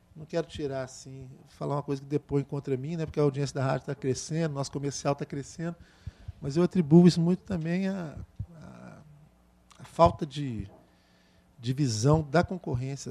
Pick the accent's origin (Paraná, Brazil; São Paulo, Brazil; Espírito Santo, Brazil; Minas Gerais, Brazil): Minas Gerais, Brazil; eu sou de Minas Gerais